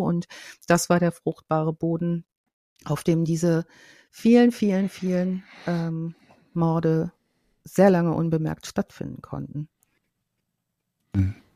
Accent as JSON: {"language": "German", "region": "North Rhine-Westphalia", "country": "Germany", "said": "Ich komme ja aus Ostwestfalen, vom Plattenland"}